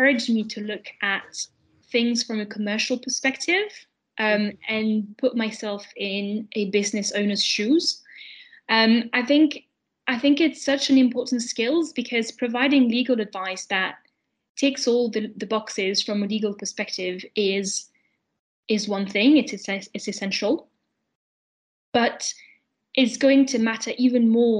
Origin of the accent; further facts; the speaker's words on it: France; moved away as an adult; also born or lived in London, United Kingdom; I lived in France, my home country up to then.